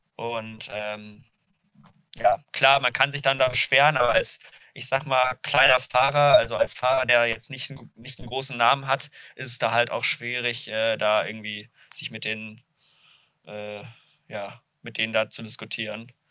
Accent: Duisburg, North Rhine-Westphalia, Germany; moved away as an adult; now in Kiel, Germany; ich bin in Duisburg aufgewachsen

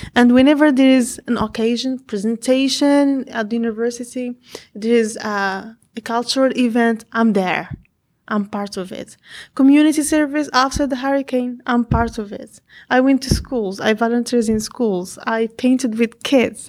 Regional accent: Fez, Fès-Meknès, Morocco; English is a second language; moved away as an adult; now in Conway, United States; I'm from Morocco, from Fez City, and I'm here in South Carolina, Conway.

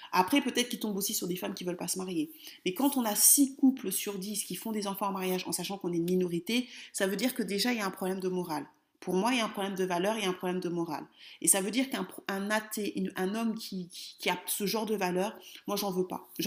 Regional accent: France; Sinon, mon focus sera toujours sur la France puisque je suis française.

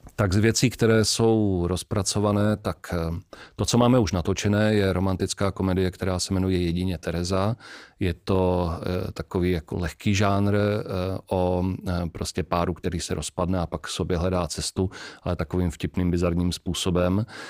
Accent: Czechia; my jako Češi

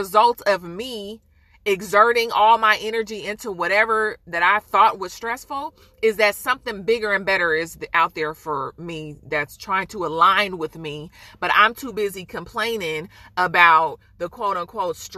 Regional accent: Oakland, California, United States; I'm from Oakland

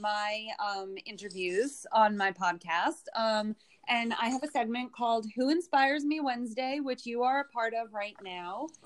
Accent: New York City, New York, United States; born and raised in Brooklyn

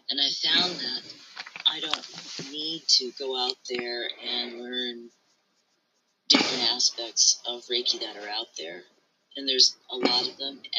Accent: United States; I wasn't born in Japan. I was born here in America.

